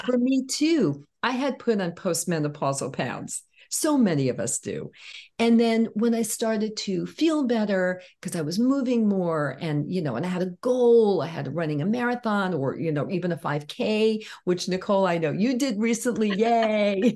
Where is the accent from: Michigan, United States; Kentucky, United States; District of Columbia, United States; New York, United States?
New York, United States; New York City; growing up in Brooklyn